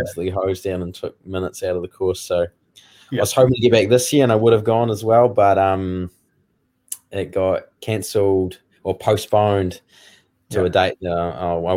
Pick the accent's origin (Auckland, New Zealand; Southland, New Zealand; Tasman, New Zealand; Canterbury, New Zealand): Canterbury, New Zealand; Woodend; When I was younger, I grew up out in North Canterbury in Woodend